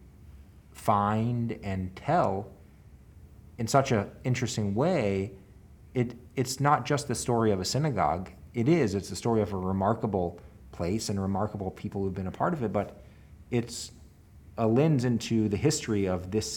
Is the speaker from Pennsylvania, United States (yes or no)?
no; Memphis, Tennessee, United States; also born or lived in Israel; I grew up in Memphis, lived here pretty much my whole life